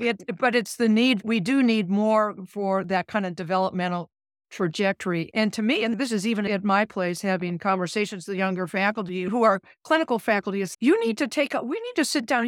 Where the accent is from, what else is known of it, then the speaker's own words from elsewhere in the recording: Minnesota, United States; moved away as an adult; also born or lived in Alabama / California / Nebraska; now in Omaha, United States; I'm from Minnesota